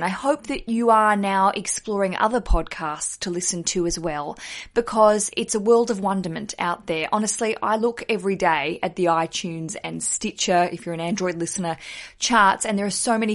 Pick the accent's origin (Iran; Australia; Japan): Australia; moved away as an adult; now in London, United Kingdom; I'm Australian. I live in London